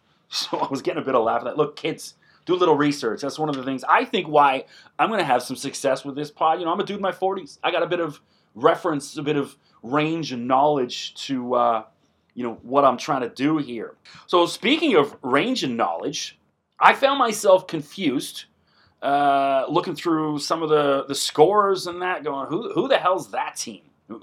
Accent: Canada; I'm Canadian, so my pronunciation not 100% correct.

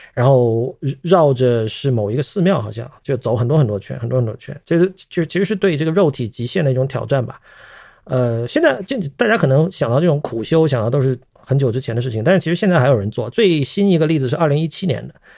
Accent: China; first language Chinese; 我们身为中国人

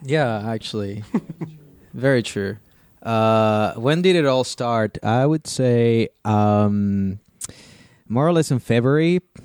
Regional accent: Chile; now in Germany; I come from Chile originally.

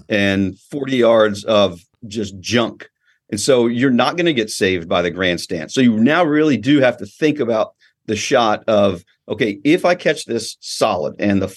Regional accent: Georgia, United States; also born or lived in California; I grew up in Georgia, but of course was born out here, spent my beginning, my childhood out here

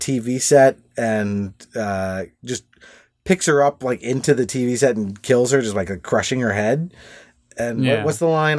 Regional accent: Laguna Beach, California, United States; Well, I grew up in Laguna Beach, California, and Robert Englund's house was in the same town, and so it's a relatively small city.

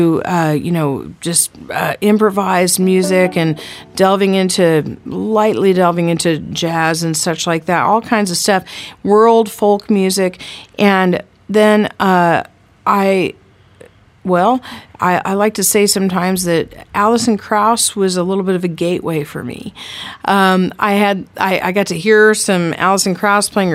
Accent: Fayetteville, Arkansas, United States; now in Kansas City, United States; in Northwest Arkansas, where I grew up, and I grew up in Fayetteville, Arkansas

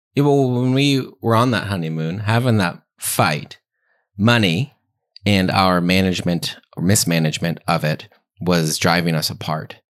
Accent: Pennsylvania, United States; I grew up in Pennsylvania, church going, family going to Mass

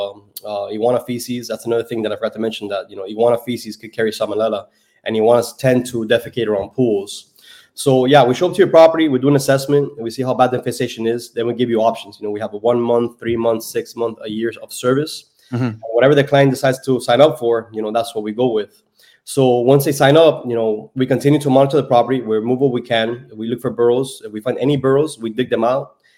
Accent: Miami, Florida, United States; I was born and raised in Miami

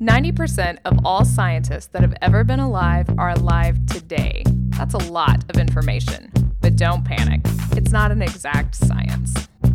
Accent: Claremore, Oklahoma, United States; my hometown, Claremore

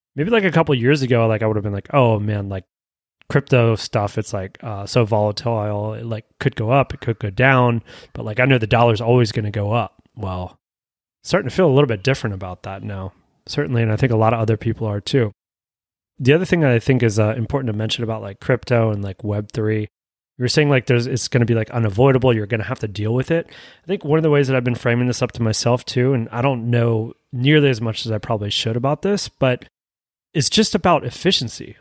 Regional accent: United States; as being American

